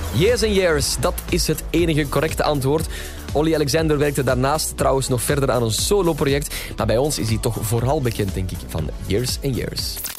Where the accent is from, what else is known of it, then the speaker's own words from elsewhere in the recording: Belgium; wij Belgen